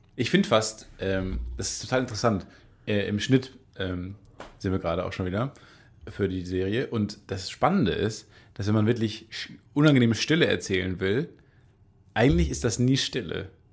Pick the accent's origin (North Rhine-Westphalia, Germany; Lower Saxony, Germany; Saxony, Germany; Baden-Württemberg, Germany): North Rhine-Westphalia, Germany; Kamen; now in Cologne, Germany; ich komme ja aus Carmen, äh, direkt an den zwei Autobahnen, an der A1 und der A2